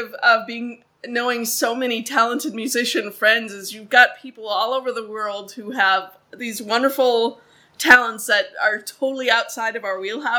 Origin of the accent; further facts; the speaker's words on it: Minnesota, United States; moved away as an adult; I spent, up until December 2019, when we moved here, I literally lived in Minnesota my entire life.